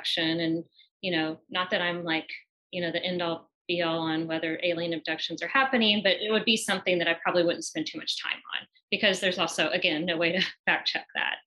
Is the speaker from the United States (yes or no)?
yes; the Ozarks, United States; born or raised there